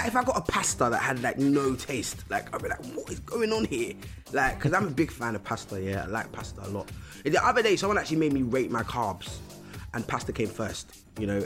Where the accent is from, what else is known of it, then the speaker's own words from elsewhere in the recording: London, United Kingdom; growing up in London, it's just It's quite loud